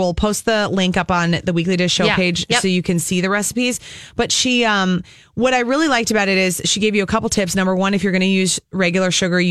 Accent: Apple Valley, Minnesota, United States; Apple Valley, my hometown. What up, AV?

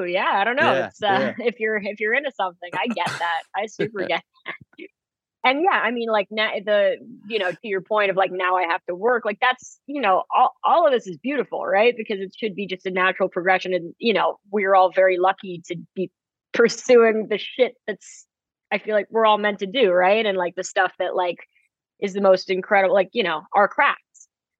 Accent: Manhattan, New York, United States; living, you know, growing up in Manhattan, there's just so much going on.

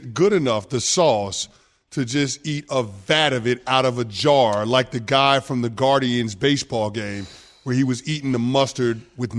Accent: United States; I grew up in America. I grew up in America.

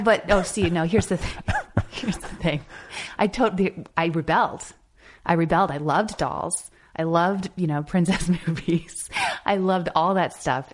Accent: Marin County, California, United States; moved away as an adult; also born or lived in Chicago / New York / Los Angeles; being a teenager growing up in Marin County, California, and I lived, you know, in the same house, in the same town for eighteen years

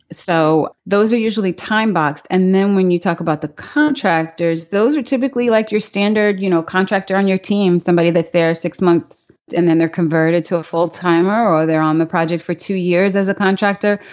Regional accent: New York City, New York, United States; moved away; also born or lived in Pittsburgh, Pennsylvania / Maryland; I was born in Pittsburgh, Pennsylvania. when I was really young, before I started school, we moved to Queens, New York. So I grew up in Queens

